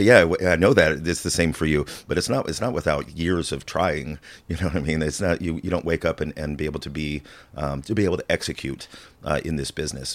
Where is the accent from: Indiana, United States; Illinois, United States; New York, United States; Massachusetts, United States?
Illinois, United States; I'm originally from the farmland of Illinois